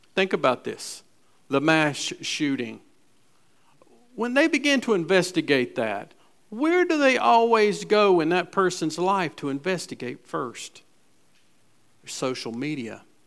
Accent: Gastonia, North Carolina, United States; I was raised in West Gastonia, so we went to Southwest and Hunter Huss.

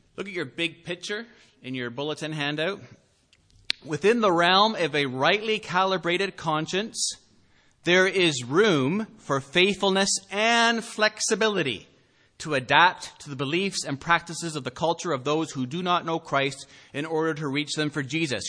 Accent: Canada; as Canadian citizens

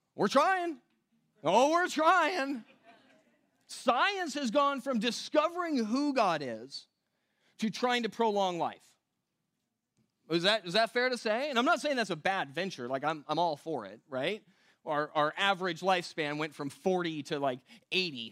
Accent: West Coast, United States; moved away; I come from the West Coast

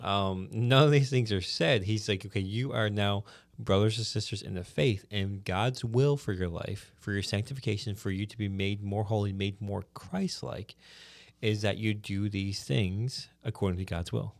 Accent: the Bay, Newfoundland and Labrador, Canada; I'm from the Bay

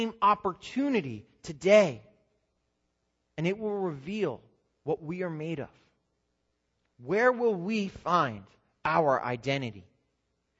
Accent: New Jersey, United States; I'm born and raised in New Jersey.

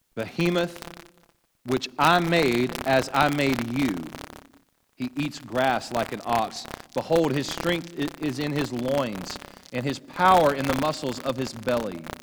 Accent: Louisiana, United States; I grew up in Louisiana

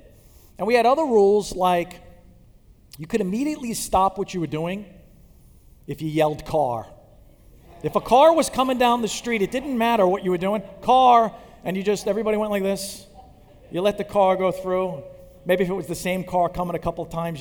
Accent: Long Island, New York, United States; I grew up on Long Island

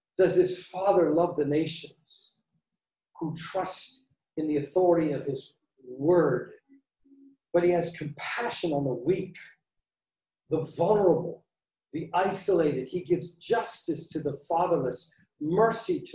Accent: Canada; moved away; I grew up in Canada

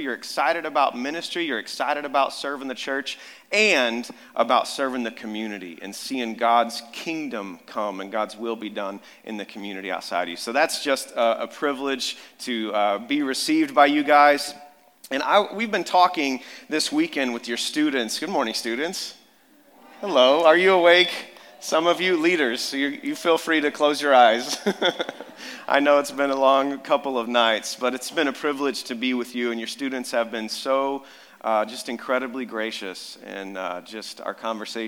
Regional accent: Amarillo, Texas, United States; moved away; I grew up down in Amarillo, Texas, West Texas

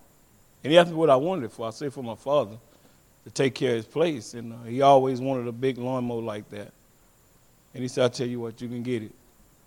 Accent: Huntsville, Texas, United States; I'm from Huntsville, Texas. I come from Huntsville, Texas. I was born of seven other brothers and sisters. I'm number five.

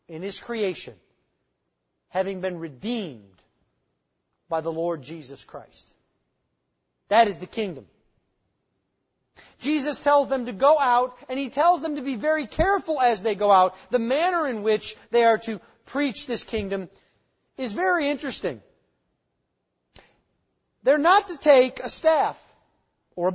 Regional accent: United States; moved away; I grew up near the Canadian border

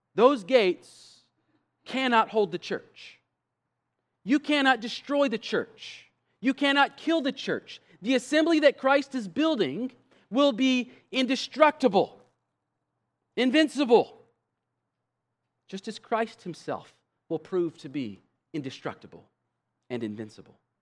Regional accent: United States; our having been born as American citizens

